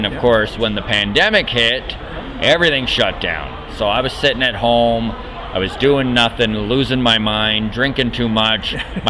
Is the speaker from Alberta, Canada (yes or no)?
yes; Grande Prairie, Alberta, Canada; I grew up in Grand Prairie, Alberta, actually.